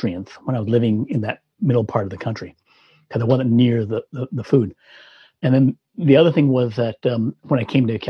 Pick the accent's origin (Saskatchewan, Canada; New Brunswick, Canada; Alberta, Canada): Saskatchewan, Canada; moved away; I was from Canada in, you know, the Midwest, Saskatchewan